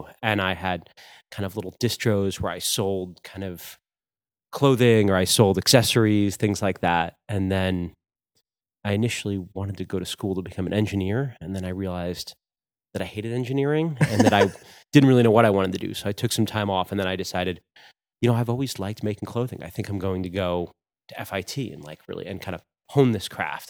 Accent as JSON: {"language": "English", "region": "New York", "country": "United States", "tie": "born or raised there", "also_born_or_lived": "New Hampshire", "said": "But my family's from New York. So we grew up in New York a lot. I still have the most family members here in Queens or the Bronx or around"}